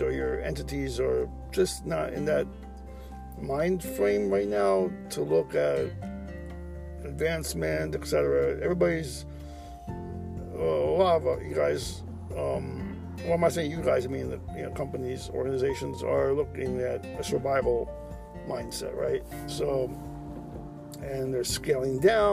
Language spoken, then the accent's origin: English; United States; as an American